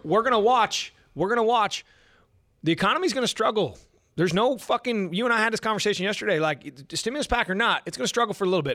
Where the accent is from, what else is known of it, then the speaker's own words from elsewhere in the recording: United States; as American people